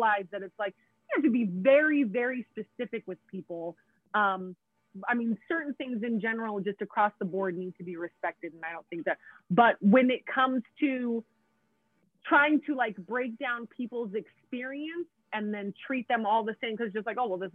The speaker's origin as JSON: {"language": "English", "region": "Southern Oregon", "country": "United States", "tie": "born or raised there", "said": "Growing up in Southern Oregon as basically like the only Black person that was here for a very long time"}